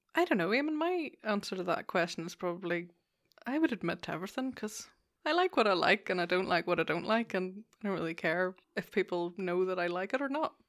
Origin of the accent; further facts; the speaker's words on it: Lisburn, Northern Ireland, United Kingdom; also born or lived in England; Originally Lisburn.